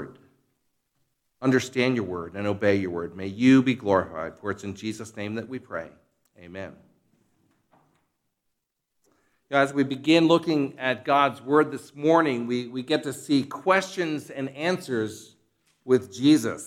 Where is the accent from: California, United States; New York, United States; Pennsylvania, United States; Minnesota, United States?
Pennsylvania, United States; Philadelphia; moved away; also born or lived in Kansas; I was an outsider from the Philadelphia region who attended Westminster Theological Seminary